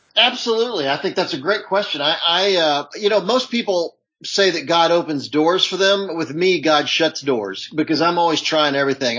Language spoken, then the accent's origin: English; Charlotte, North Carolina, United States; also born or lived in Hollywood; now in Los Angeles, United States; I grew up in Charlotte, North Carolina.